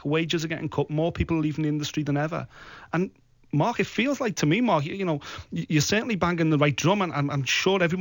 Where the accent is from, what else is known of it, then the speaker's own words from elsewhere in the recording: Liverpool, North West England, United Kingdom; my hometown in Liverpool